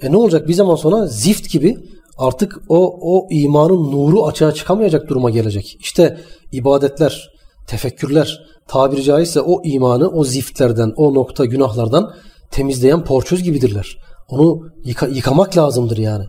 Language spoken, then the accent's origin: Turkish; Manisa, Turkey; Manisa'da büyüdüm öğrenciydim ben